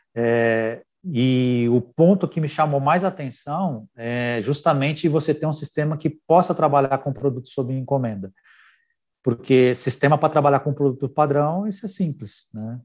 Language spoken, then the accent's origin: Portuguese; Brazil; A gente vive num país onde empreender é um desafio